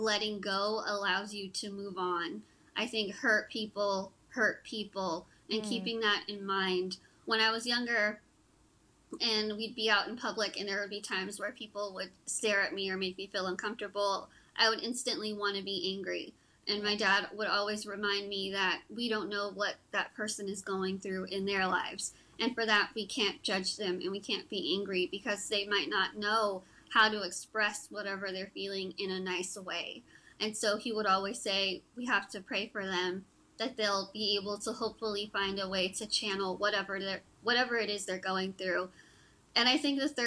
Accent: Texas, United States; I'm from Texas

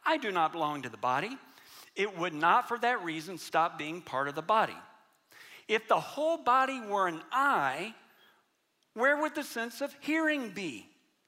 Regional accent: United States; especially for us as American Christians

